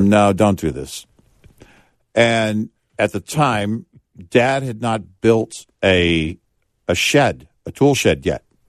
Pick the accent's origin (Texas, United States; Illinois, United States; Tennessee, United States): Texas, United States; growing up in Texas